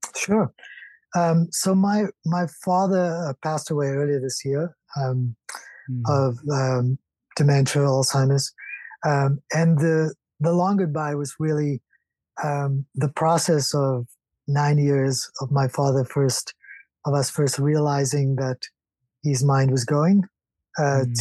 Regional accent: South Africa; growing up in South Africa

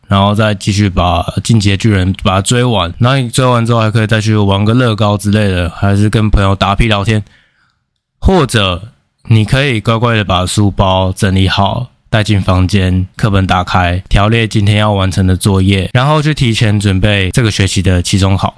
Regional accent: Taiwan; also born or lived in Spain; 我们台湾人

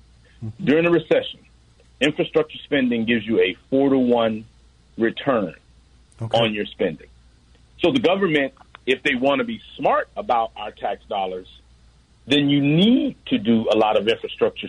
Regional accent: Memphis, Tennessee, United States; I'm from Memphis, Tennessee

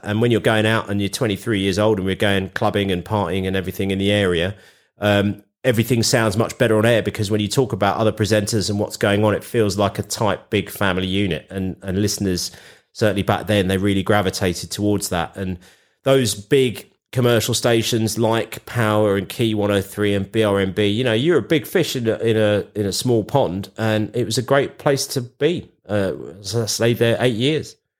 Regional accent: London, United Kingdom; I grew up with Capital being in London. You know, I'm a Londoner born and bred

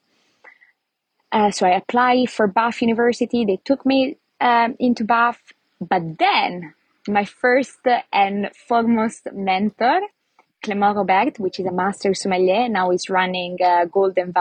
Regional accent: Lombardy, Italy; English is a second language; moved away as an adult; also born or lived in London, United Kingdom / Greece; now in Thailand; I'm from Italy originally, from a very, very small town in Lombardy, actually, which is the north part of Italy, about an hour away from Milano.

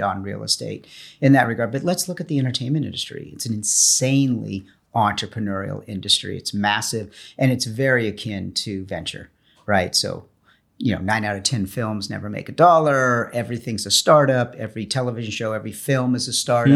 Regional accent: Los Angeles, California, United States; fourth generation Angelino

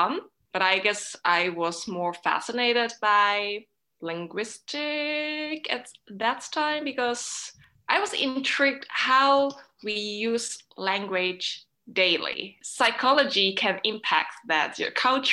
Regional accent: Hong Kong; English is a second language; moved away as an adult; now in Finland; I am from Hong Kong

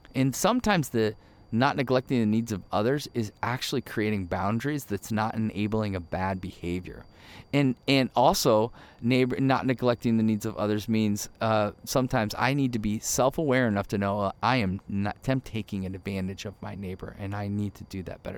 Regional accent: Ohio, United States; moved away as an adult; also born or lived in Michigan / Chicago; now in Arizona, United States; born in Michigan, grew up in Ohio

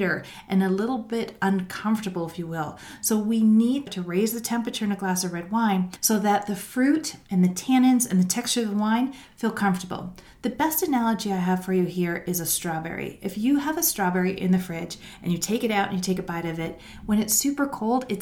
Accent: Canada; As a Canadian

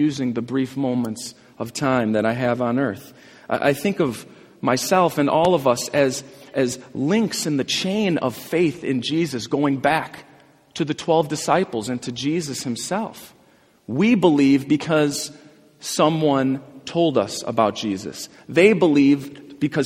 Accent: Glenview, Illinois, United States; where I grew up in Glenview

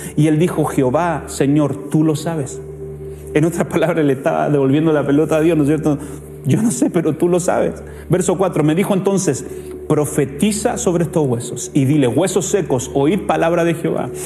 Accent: Chile; nosotros como chilenos tenemos una cultura de deshonra

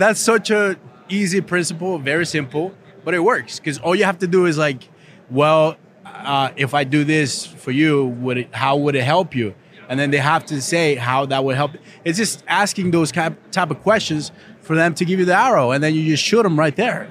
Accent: Costa Rica; moved away; I was born in Costa Rica, poor country

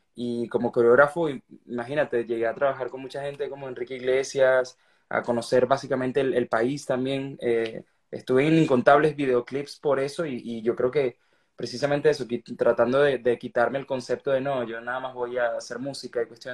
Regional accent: Venezuela; soy un artista venezolano, que estoy orgulloso de eso

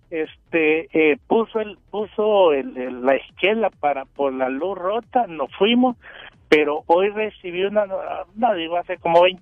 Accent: El Salvador; now in United States; yo soy salvadoreño y El Salvador está en América.

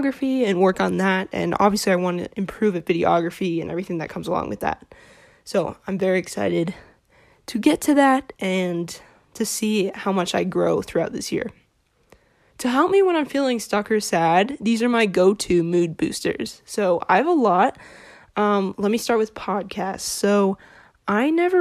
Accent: Phoenix, Arizona, United States; I'm a sophomore from Phoenix, Arizona

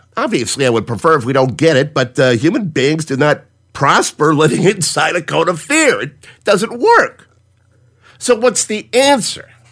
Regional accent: Cleveland, Ohio, United States; also born or lived in Willoughby, Ohio; I'm from Cleveland, born and raised. Live in Willoughby, 20 miles east of First Energy Stadium

